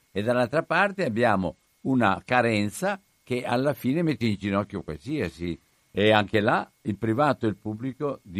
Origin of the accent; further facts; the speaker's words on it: Cittadella, Veneto, Italy; Cioè, sono di Cittadella, non vado a farmi le analisi a Padova.